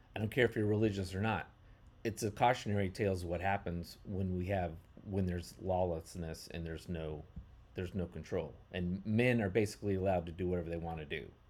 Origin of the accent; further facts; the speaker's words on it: United States; as American, but also Western Chris-, Christians